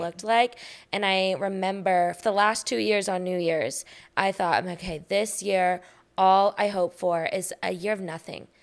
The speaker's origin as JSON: {"language": "English", "town": "Austin", "region": "Texas", "country": "United States", "tie": "born or raised there", "said": "I'm born and raised in Austin, Texas"}